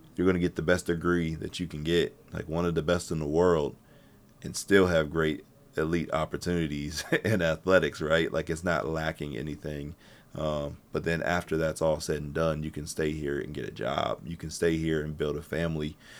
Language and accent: English; Pittsburgh, Pennsylvania, United States; I'm from Pittsburgh